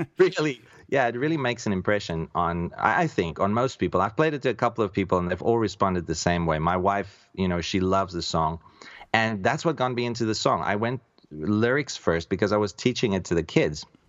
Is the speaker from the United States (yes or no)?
no; South Africa; I'm a South African by birth